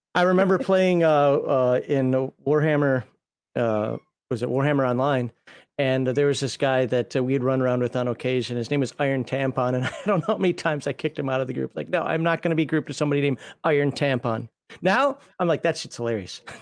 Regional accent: Minnesota, United States; accent: Minnesotan; moved away as an adult; also born or lived in Germany / Maryland; I'm from Minnesota.

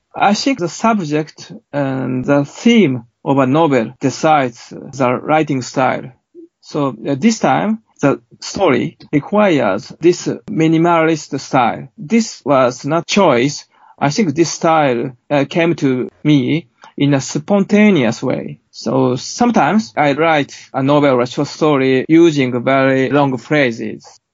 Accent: Japan; my hometown. And this is a, small hamlet on the seaside

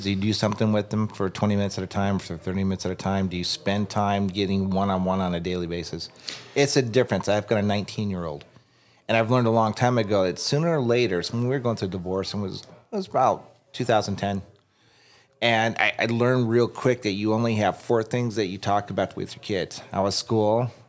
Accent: Tucson, Arizona, United States; I'm from Tucson.

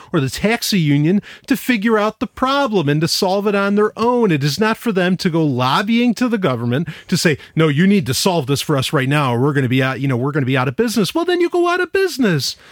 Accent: New York City, New York, United States; moved away; I grew up in New York City, uh, for a while

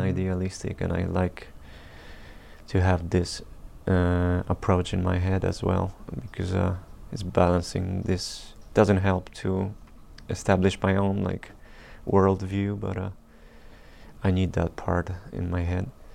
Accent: Poland; we're from Poland

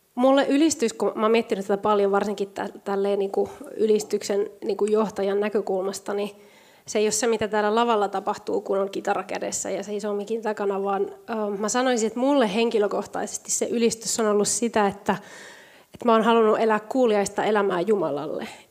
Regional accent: Spain; now in Finland; mä oon Espanjasta kotoisin

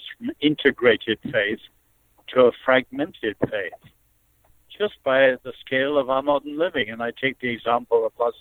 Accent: China; moved away; I was born in China

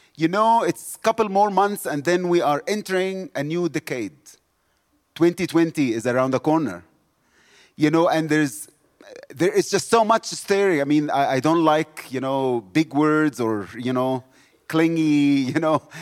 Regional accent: South Africa

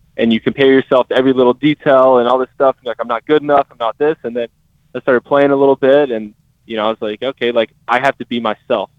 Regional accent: Tennessee, United States; I'm from Tennessee

